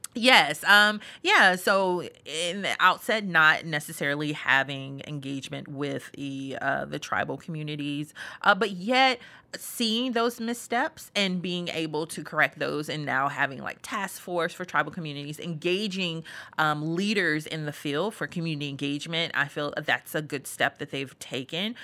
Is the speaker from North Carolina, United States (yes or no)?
yes; Greensboro, North Carolina, United States; moved away; I'm originally from Greensboro, North Carolina, born and raised